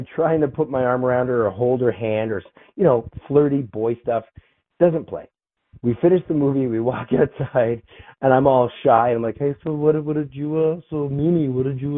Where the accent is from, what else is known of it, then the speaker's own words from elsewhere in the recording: Toronto, Ontario, Canada; I grew up in Toronto, Canada